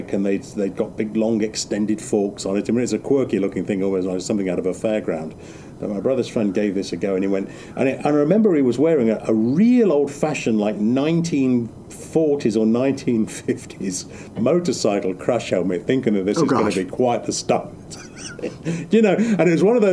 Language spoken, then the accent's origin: English; England, United Kingdom; when I was growing up in England in the Manor